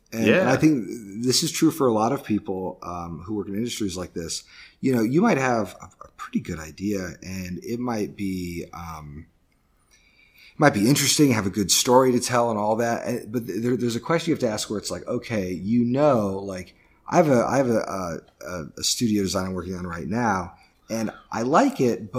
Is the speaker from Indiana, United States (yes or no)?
yes; Indiana, United States; I grew up in the Midwest, in Northern Indiana, where there's just a really big community for gaming.